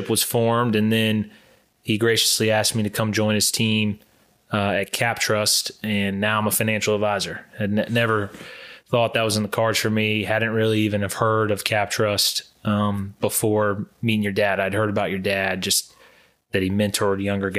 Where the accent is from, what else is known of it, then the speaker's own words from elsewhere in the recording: Charleston, United States; moved away as an adult; now in Charlotte, United States; I was born and raised in Charleston and moved to Charlotte for a job